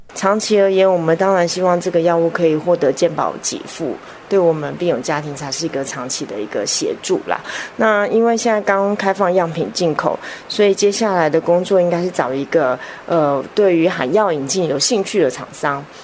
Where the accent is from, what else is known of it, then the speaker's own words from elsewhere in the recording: Taiwan; 我们台湾这边